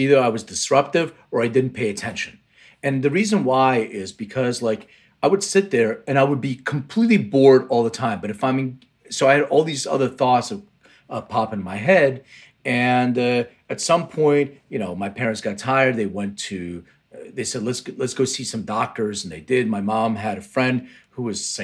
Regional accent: Lithuania; now in United States; I was born in Lithuania, which is, right now it's a Baltic country in the Eastern Europe, but it used to be under Soviet Union control. And in 1979, we left to immigrate

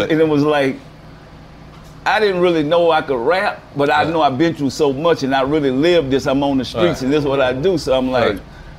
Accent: New Orleans, Louisiana, United States; Man, I grew up in the Galileo project.

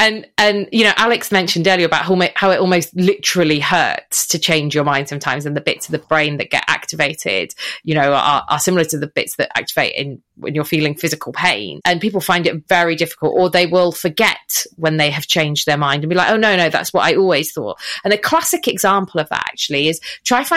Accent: Wales, United Kingdom; I'm Welsh

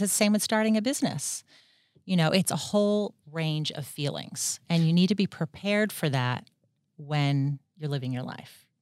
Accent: Washington, District of Columbia, United States; moved away as an adult; also born or lived in Atlanta, Georgia; now in Australia; I grew up in the D C area of the United States

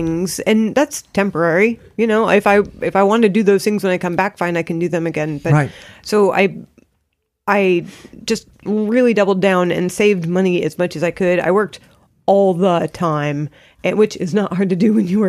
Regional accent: California, United States; I grew up in California

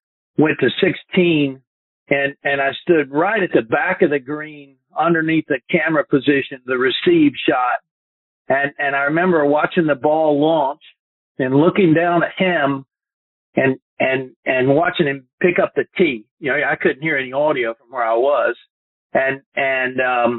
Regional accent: Fort Mill, South Carolina, United States; born or raised there; also born or lived in Chattanooga, Tennessee / Myrtle Beach, South Carolina

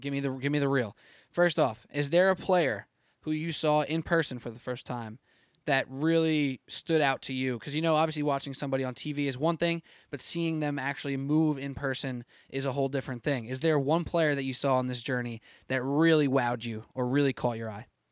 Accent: New York, United States; I'm a New Yorker. I work in New York every day

